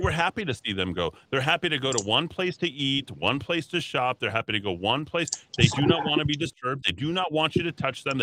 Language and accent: English; Los Alamos, New Mexico, United States; I grew up in Los Alamos